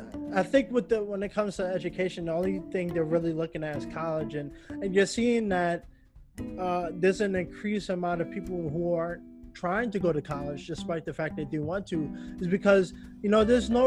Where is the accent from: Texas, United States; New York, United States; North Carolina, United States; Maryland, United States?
New York, United States; now in Los Angeles, United States; You know, when I moved to LA, I came from Long Island, which a lot of people, you know, are Republican.